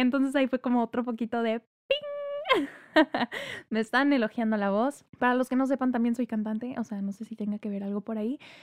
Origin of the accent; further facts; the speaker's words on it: Tampico, Tamaulipas, Mexico; moved away as an adult; also born or lived in Querétaro; now in Monterrey, Mexico; Yo nací en la ciudad de Monterrey. Mi familia materna es de, de acá de Monterrey. Sin embargo, yo crecí en Tampico, Tamaulipas